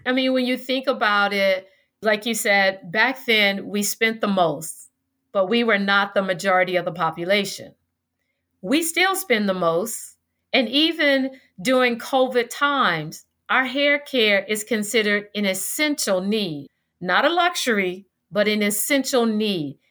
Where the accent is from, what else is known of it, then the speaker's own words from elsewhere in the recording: Tallahassee, Florida, United States; growing up in Tallahassee